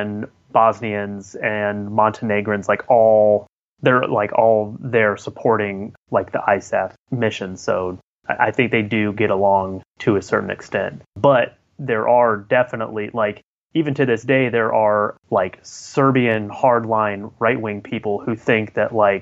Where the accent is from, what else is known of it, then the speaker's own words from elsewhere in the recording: United States; I'm American